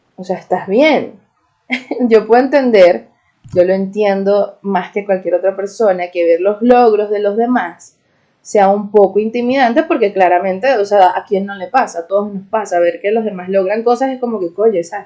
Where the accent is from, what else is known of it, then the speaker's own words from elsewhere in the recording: Venezuela; soy una Jeda de Venezuela